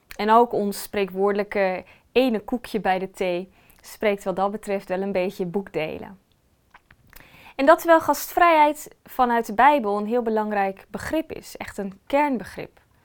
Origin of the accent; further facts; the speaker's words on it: Netherlands; wij als Nederlanders